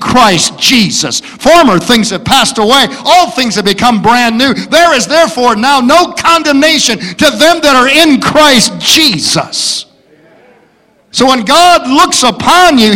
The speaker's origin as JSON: {"language": "English", "town": "Detroit", "region": "Michigan", "country": "United States", "said": "where are you from? I say, Detroit."}